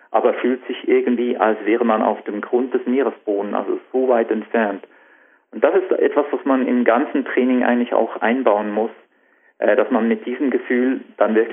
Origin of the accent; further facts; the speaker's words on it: Switzerland; Ja, das ist genau das Problem bei uns in der Schweiz.